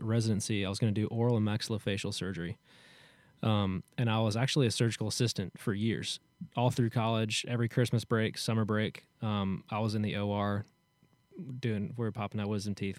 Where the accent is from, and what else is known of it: Hendersonville, Tennessee, United States; born or raised there